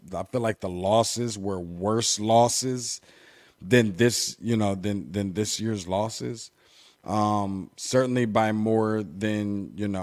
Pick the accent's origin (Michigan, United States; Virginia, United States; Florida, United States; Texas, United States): Michigan, United States; Being from Michigan